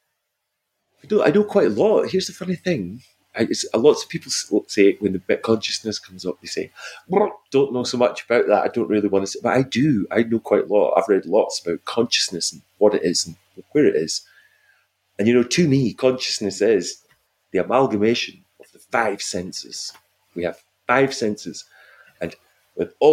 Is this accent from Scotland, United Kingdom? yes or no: yes; Scotland, United Kingdom; moved away; I'm a Scottish guy